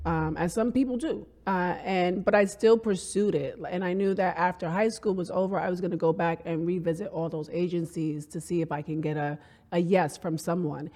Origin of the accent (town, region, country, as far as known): New York City, New York, United States; born or raised there